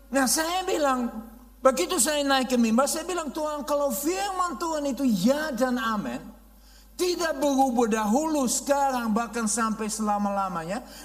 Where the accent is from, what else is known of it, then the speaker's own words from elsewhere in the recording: Netherlands; Indonesian is a second language; now in Indonesia; Jadi saya orang Belanda asli, ya bule yang benar-benar bule, ya obul, ya lahir di Belanda, besar di Belanda, dan saya uh, kami pindah saya uh, dengan Youth with ke misi di Indonesia